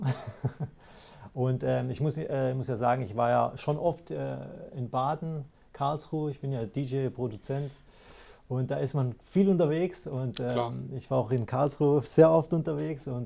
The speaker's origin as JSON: {"language": "German", "country": "Greece", "lives_now": "Germany", "said": "ursprünglich komme ich ja aus, aus dem Griechenland."}